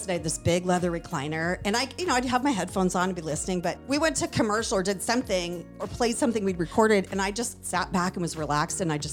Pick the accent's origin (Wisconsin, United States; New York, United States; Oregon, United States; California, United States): Oregon, United States; Portland; moved away; also born or lived in Roanoke, Virginia / Pittsburgh / Seattle; I'm from Portland